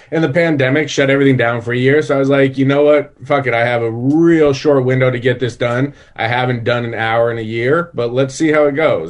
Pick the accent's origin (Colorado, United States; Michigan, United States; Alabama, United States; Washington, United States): Colorado, United States; Denver; moved away; Yeah, I'm from Denver.